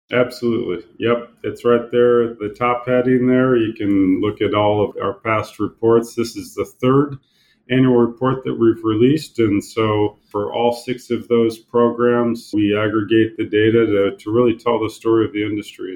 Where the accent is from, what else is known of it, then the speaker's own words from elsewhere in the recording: Indiana, United States; I'm born and raised in Indiana, so I'm a Hoosier